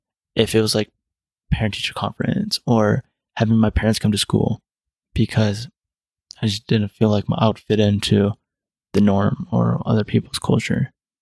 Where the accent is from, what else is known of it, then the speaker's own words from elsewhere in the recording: United States; growing up in America and growing up unable to even speak your own language in stores